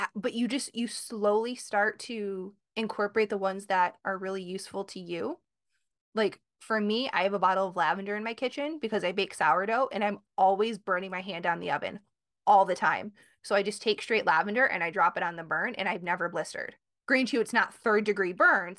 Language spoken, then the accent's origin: English; Michigan, United States; now in Connecticut, United States; I'm from Michigan. I live in Connecticut